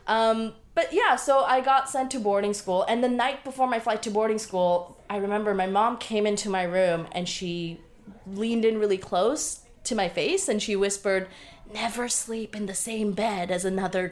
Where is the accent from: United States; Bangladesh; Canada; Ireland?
Bangladesh; moved away; I was born on October 30th, 1989 in Bangladesh